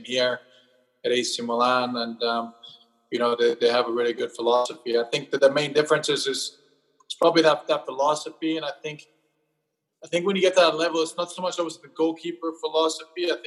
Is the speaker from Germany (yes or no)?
yes; Germany; moved away; growing up in Germany